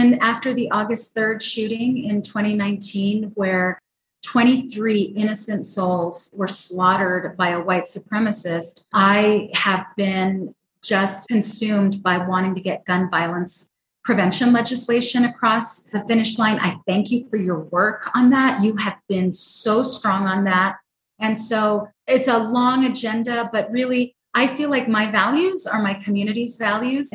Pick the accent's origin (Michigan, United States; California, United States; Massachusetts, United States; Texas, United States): Texas, United States; El Paso; I am born and raised in El Paso, Texas.